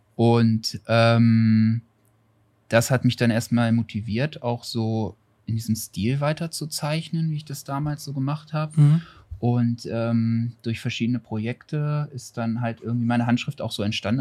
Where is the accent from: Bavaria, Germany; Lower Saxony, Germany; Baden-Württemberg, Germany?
Lower Saxony, Germany; Bad Nenndorf; moved away as an adult; now in Hanover, Germany; ich komme nicht direkt aus Hannover, ich komme aus Bad Nendorf, das ist so dreißig Kilometer von Hannover entfernt, ein Kurort